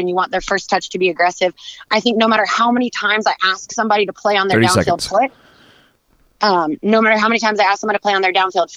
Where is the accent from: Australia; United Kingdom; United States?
United States; San Diego, California; moved away as an adult; now in Orange County, United States; I am originally from San Diego, but I've been living in Orange County since college started